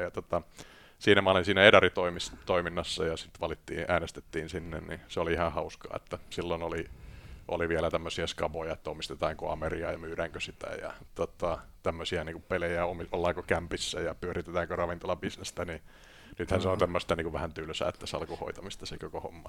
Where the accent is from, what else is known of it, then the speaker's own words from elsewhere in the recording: Tampere, Pirkanmaa, Finland; moved away as an adult; also born or lived in Lahti / London; mä oon syntynyt tuolla tota, Business Cityssä, joka on Lahti, ja, mutta viisivuotiaana mentiin sitten Tampereelle ja sitten Tampereella tuota sitten kasvoin